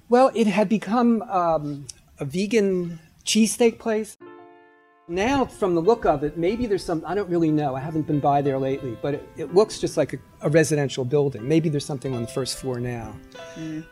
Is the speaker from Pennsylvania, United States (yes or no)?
yes; Philadelphia, Pennsylvania, United States; I grew up in the Northeast, and a block away from my house was Bustleton Avenue